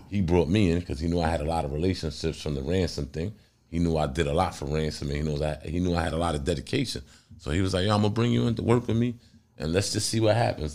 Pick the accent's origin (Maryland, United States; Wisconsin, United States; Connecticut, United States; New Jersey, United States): New Jersey, United States; I'm from Jersey